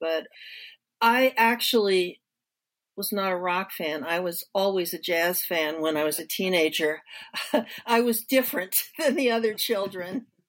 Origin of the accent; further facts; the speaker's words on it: New Jersey, United States; now in Detroit, United States; I'm from New Jersey, just like ….